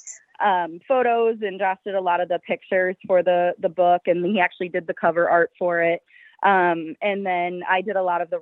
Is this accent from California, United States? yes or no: no; Walford, Iowa, United States; I'm originally from Benton County, little town called Walford. Mm-hmm. So I've been around Benton County my entire life.